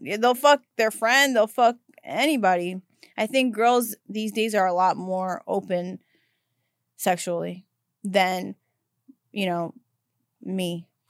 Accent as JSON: {"language": "English", "town": "New York City", "region": "New York", "country": "United States", "tie": "born or raised there", "moved": "yes", "lives_now": "Los Angeles, United States", "said": "I grew up in Brooklyn"}